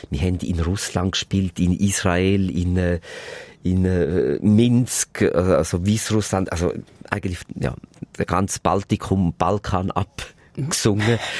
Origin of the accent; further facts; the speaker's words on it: Switzerland; Es ist Paris und bei uns in der Schweiz sind dann die paar Plattenfirmen, die hast du dann schnell abklappert.